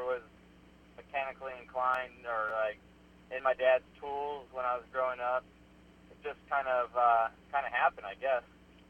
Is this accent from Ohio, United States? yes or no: no; Southern California, United States; born and raised in Southern California